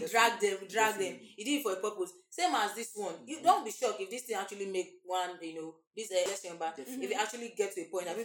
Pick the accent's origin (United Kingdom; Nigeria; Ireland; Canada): Nigeria; Zaria, Kaduna State; I grew up in Zaria, but I can't speak one Hausa like this